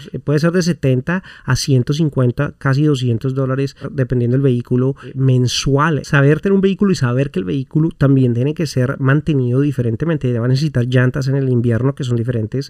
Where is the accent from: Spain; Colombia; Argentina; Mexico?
Colombia; moved away as an adult; now in United States; yo vengo de Colombia, un país en donde realmente la temperatura varía pero muy poco.